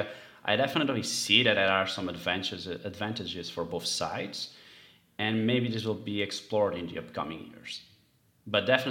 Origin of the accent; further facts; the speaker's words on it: Portugal; Portugal and my hometown being near the sea